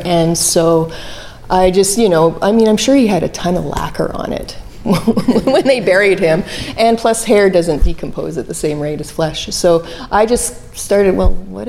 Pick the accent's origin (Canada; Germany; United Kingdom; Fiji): Canada; Calgary, Alberta; I'm from Calgary, Alberta